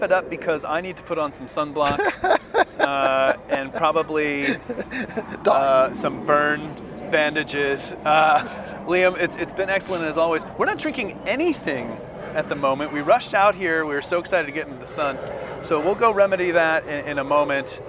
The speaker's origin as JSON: {"language": "English", "region": "Northern California", "country": "United States", "tie": "born or raised there", "said": "I grew up in Northern California"}